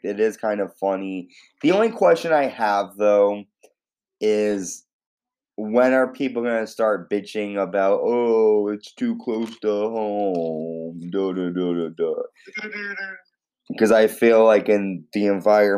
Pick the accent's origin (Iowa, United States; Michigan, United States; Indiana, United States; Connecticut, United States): Connecticut, United States; I'm Connecticut